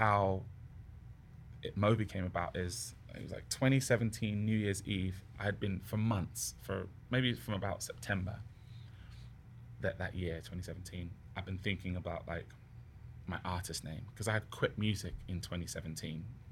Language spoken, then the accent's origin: English; Southampton, South East England, United Kingdom; also born or lived in Ghana; now in Vancouver, Canada; the BBC Introducing DJ in Southampton, my hometown